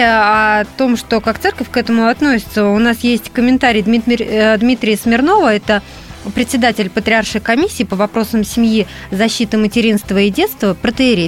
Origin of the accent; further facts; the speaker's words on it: Russia; я вот э, выросла в Финской области, у нас раньше действительно ходили ряженые